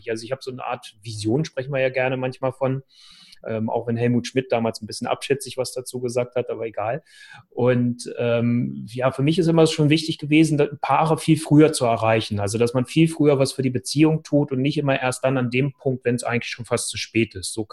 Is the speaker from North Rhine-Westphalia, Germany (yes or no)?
no; Hannover, Lower Saxony, Germany; ja, ich komme aus Hannover. Ich bin hier geboren und lebe in Hannover und arbeite in Hannover.